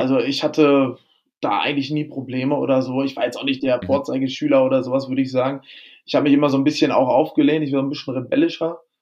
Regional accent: Lemgo, North Rhine-Westphalia, Germany; now in Hamburg, Germany; Ich komme aus der ostwestfälischen Provinz ähm, in der Nähe mhm. von Bielefeld, also Lemgo

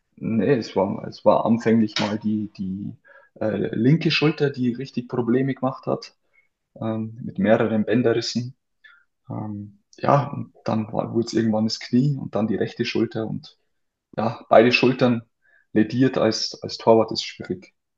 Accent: near Amberg, Bavaria, Germany; zum FC Amberg zurückzugehen, also zum damalig größten Verein in der, in der Umgebung von meinem Heimatort

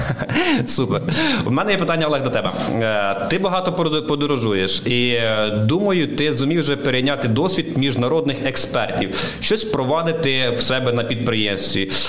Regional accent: Vinnytsia Oblast, Ukraine; moved away as an adult; я сам з Вінниччини, е, чорноземи, суглинкові ґрунти. І коли почав працювати на Житомирщині

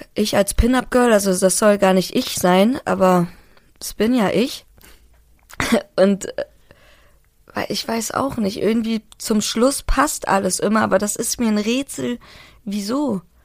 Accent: Hamburg, Germany; moved away; ich bin Hamburgerin und das merkt man auch in meiner Sprache

